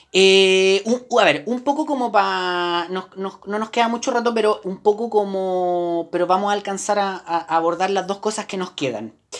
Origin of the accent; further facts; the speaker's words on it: Chile; somos chilenos